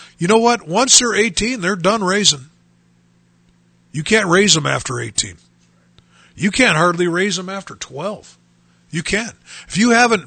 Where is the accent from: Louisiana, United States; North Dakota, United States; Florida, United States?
North Dakota, United States; Bismarck; now in Dickinson, United States; growing up in Bismarck, North Dakota